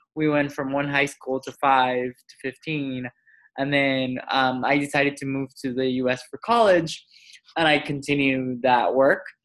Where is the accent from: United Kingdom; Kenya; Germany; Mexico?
Mexico; I grew up in Mexico